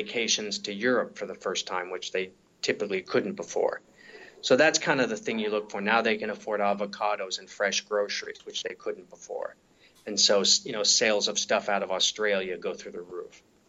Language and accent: English; United States; I'm an American.